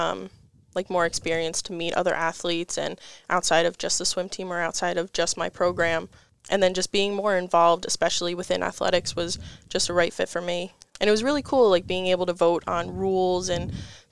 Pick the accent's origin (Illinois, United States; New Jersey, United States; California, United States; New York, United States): New York, United States; our hometown, in New York